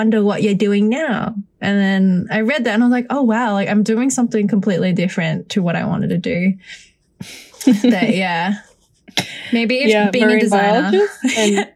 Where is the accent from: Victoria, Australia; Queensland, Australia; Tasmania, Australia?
Victoria, Australia; Melbourne; I was raised in Melbourne in Australia